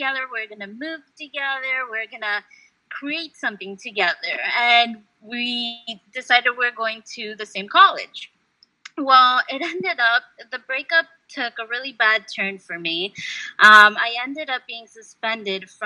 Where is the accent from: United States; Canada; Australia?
United States; also born or lived in Peru / Uruguay; growing up in the United States, I would speak Spanish in my household, but I was speaking English in school